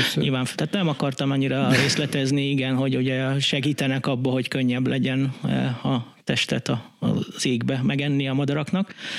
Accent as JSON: {"language": "Hungarian", "region": "Budapest", "country": "Hungary", "tie": "born or raised there", "said": "Én ugyan itt a betonon, izé, Budapesten nőttem fel"}